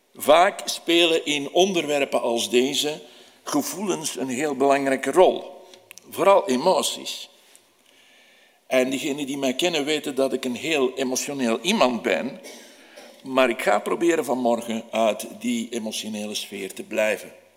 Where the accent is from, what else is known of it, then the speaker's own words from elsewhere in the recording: Antwerp, Flanders, Belgium; Als Antwerpenaar